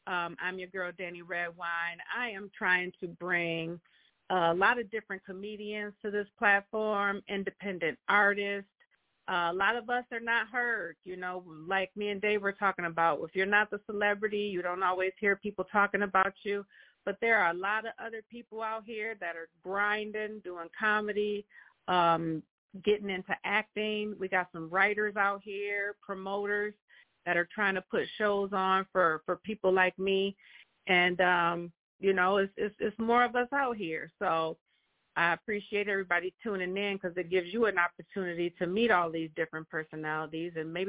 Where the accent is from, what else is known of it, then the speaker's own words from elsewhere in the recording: United States; And they would know that I'm American, too, and I don't speak patois.